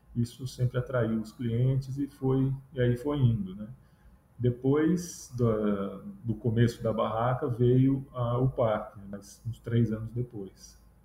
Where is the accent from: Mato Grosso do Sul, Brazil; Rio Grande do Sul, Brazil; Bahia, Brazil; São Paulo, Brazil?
São Paulo, Brazil; moved away as an adult; also born or lived in Sorocaba, São Paulo; now in Ceará, Brazil; eu sou paulista, morava em São Paulo, é, minha família é de Sorocaba, no interior de São Paulo, e eu tinha ido fazer faculdade em São Paulo